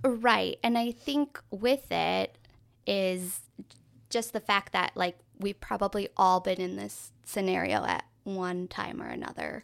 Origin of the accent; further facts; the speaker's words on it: Minnesota, United States; we're from Minnesota.